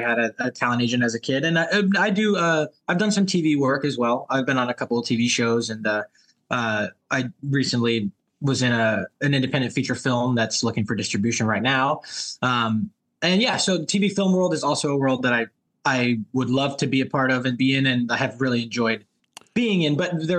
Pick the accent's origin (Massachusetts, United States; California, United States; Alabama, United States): California, United States; Los Angeles; I'm from Los Angeles.